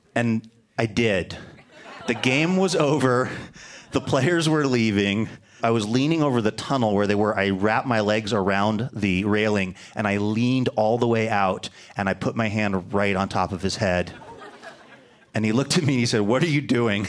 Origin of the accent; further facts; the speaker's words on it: Seattle, Washington, United States; moved away; Even as a little kid growing up in Seattle